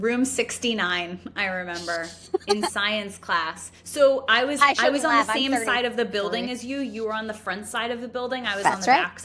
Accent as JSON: {"language": "English", "region": "Connecticut", "country": "United States", "tie": "born or raised there", "also_born_or_lived": "New York", "moved": "yes", "said": "we're from Connecticut"}